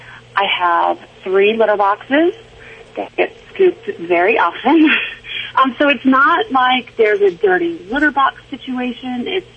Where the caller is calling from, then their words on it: Denver, Colorado, United States; I am in Denver.